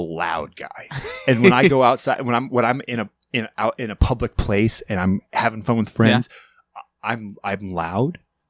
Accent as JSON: {"language": "English", "country": "Ireland", "said": "But it's also because I'm Irish."}